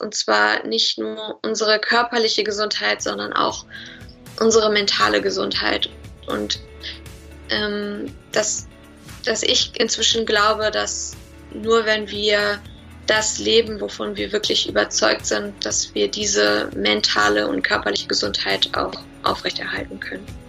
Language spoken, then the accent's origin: German; Bielefeld, North Rhine-Westphalia, Germany; also born or lived in Cologne; ich komme aus Bielefeld. Also ich, äh, meine Heimat ist Bielefeld